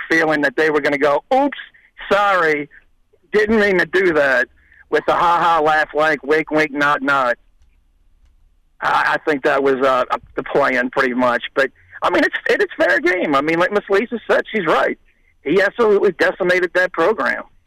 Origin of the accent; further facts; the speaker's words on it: Louisiana, United States; moved away; I'm from Louisiana